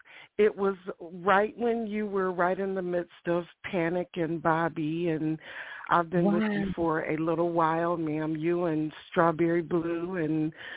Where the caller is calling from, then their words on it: Ohio, United States; I'm calling from Ohio.